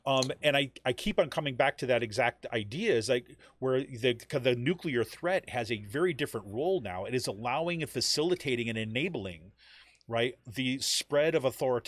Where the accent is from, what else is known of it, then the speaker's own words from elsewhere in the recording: Utica, New York, United States; also born or lived in Syracuse, New York; growing up in Utica, New York, and then spending some time in Syracuse.